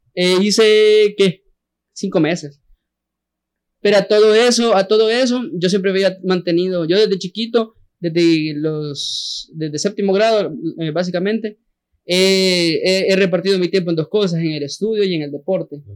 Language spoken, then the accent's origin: Spanish; San Salvador, El Salvador; yo soy de San Jacinto